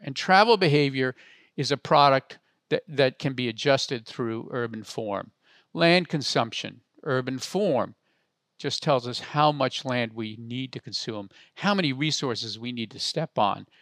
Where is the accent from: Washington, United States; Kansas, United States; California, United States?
California, United States; Palo Alto; I grew up in Palo Alto